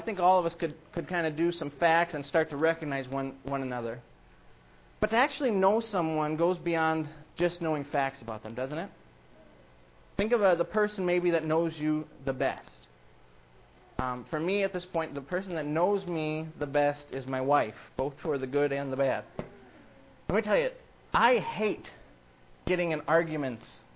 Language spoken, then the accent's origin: English; Iowa, United States; I grew up in Iowa.